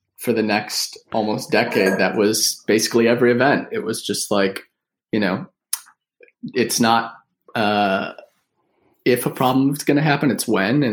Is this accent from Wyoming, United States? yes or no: no; Buffalo, New York, United States; moved away; We're from Buffalo, New York, originally.